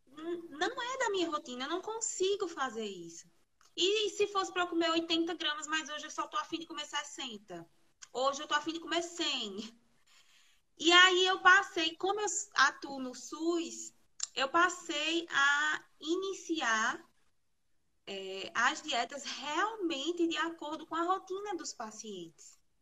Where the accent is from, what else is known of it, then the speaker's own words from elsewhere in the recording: Garanhuns, Pernambuco, Brazil; sou de Garanhuns, Pernambuco.